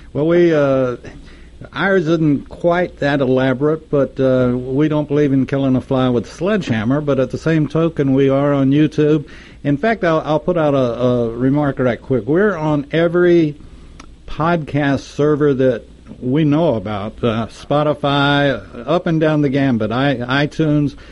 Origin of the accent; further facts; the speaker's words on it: Texas, United States; Texas, my home state